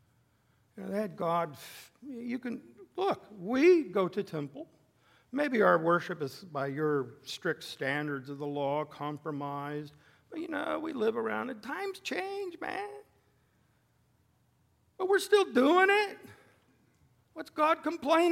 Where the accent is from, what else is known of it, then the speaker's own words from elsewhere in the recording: the West, United States; moved away; where I grew up in the West